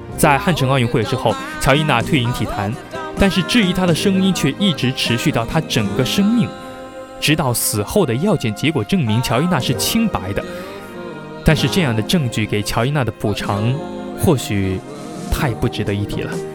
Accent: Zhejiang, China; 深为一个浙江人

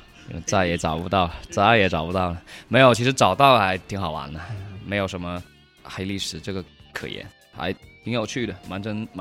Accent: Qinzhou, Guangxi, China; 我们就三个土生土长的钦州的野仔。

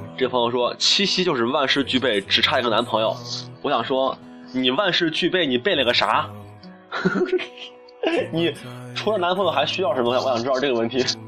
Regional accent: China; 我们中国人民

